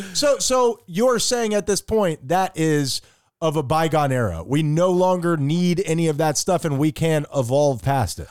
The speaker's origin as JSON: {"language": "English", "country": "United States", "said": "I'm American"}